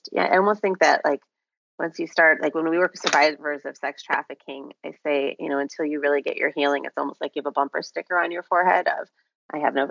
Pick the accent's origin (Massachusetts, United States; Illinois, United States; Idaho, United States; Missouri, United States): Illinois, United States; Chicago; moved away as an adult; now in Florida, United States; born and raised in Chicago